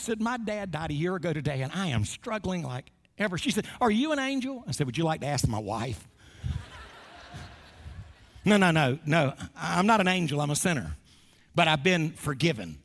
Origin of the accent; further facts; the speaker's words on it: Wilmington, North Carolina, United States; Wilmington, North Carolina, my hometown